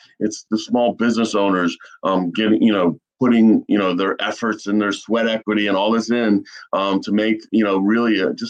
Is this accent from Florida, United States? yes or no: yes; Boca Raton, Florida, United States; I remember growing up in Boca as a kid